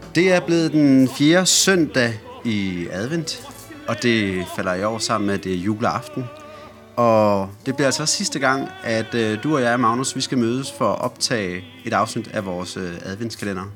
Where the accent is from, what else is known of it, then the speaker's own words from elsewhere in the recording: Silkeborg, Central Denmark Region, Denmark; moved away; jeg har været hjemme på hjemmeegnen. Hjemme i, øh, hjemme i Silkeborg